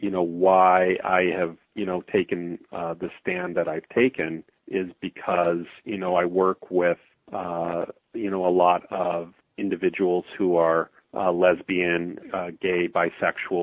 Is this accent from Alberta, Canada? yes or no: yes; Calgary, Alberta, Canada; I'm born and raised in Calgary, Alberta, Canada